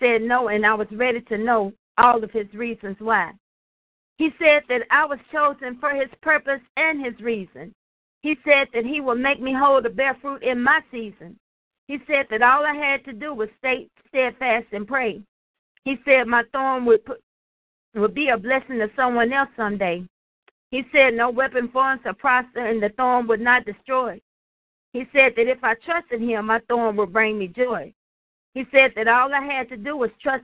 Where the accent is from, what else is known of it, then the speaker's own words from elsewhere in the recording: Nashville, Tennessee, United States; I'm from Nashville, Tennessee